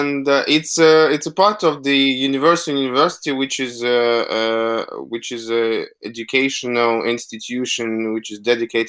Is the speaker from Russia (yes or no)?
yes; Moscow, Russia; also born or lived in London, United Kingdom; I'm from Moscow, and I'm still now based, although at some point I left Moscow and went to live in UK, in London, to study fine art